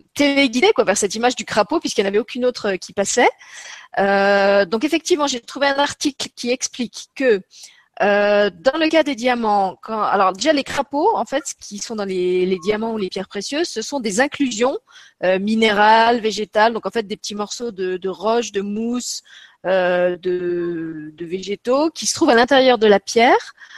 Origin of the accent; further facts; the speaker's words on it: Luxembourg; chez nous au Luxembourg